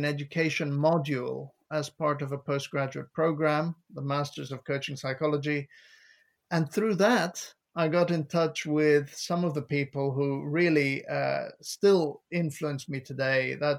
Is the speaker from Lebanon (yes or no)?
yes; Lebanon; moved away as an adult; now in England, United Kingdom; I moved here from Lebanon. And once I moved to the UK, I realized that it was possible to work in the public sector. And I'd always been passionate about education. I started out as a teacher in Lebanon.